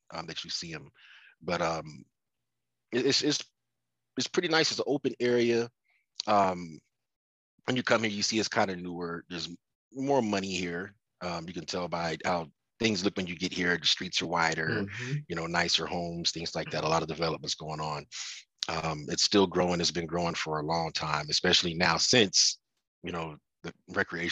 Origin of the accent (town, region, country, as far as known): Denver, Colorado, United States; born or raised there; moved away as an adult; also born or lived in Baltimore, Maryland